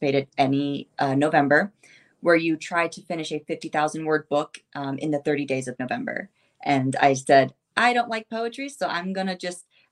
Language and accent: English; Ohio, United States; also born or lived in Siberia, Russia; I grew up in the middle of nowhere, cornfield city